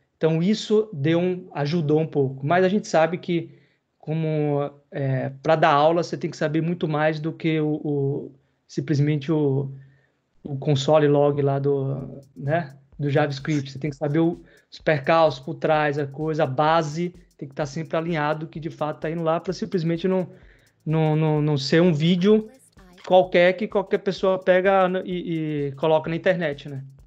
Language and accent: Portuguese; interior of Bahia, Brazil; Eu sou do interior da Bahia, não sou de Salvador capital como rasta, mas enfim, sou baiano por natureza